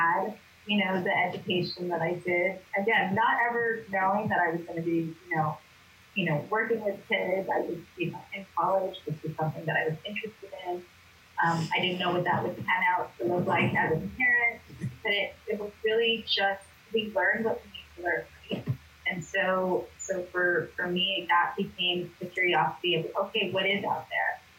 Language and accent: English; Los Angeles, California, United States; I grew up here in Los Angeles